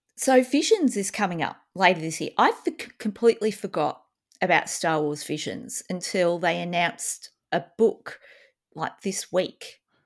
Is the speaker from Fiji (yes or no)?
no; Australia; as an Australian